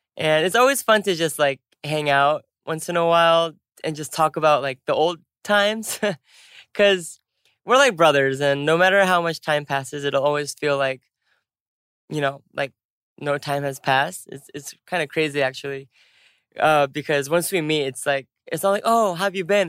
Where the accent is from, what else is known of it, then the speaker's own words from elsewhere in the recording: United States; we're both American